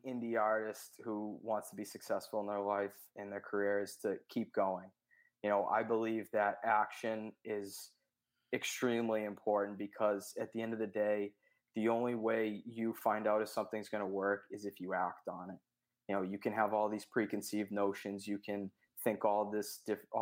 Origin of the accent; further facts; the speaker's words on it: Boston, Massachusetts, United States; I'm from Boston, Massachusetts